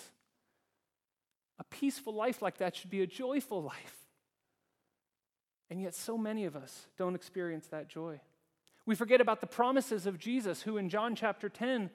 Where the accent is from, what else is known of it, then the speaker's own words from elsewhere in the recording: United States; now in Zurich, Switzerland; being American